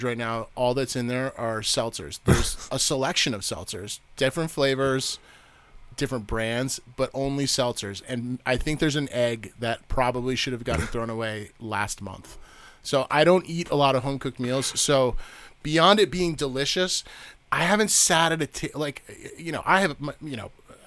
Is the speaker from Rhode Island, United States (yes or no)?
yes; Barrington, Rhode Island, United States; moved away as an adult; also born or lived in Vermont; I'm a Rhode Islander. So I grew up in Rhode Island. That's where I spent my formative years. I grew up in a town called Barrington, Rhode Island